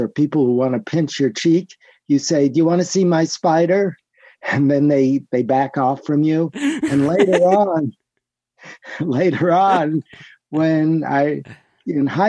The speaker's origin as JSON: {"language": "English", "town": "New York City", "region": "New York", "country": "United States", "tie": "born or raised there", "also_born_or_lived": "Manhattan, New York", "said": "I was born in New York, in Manhattan, grew up in the Bronx, New York"}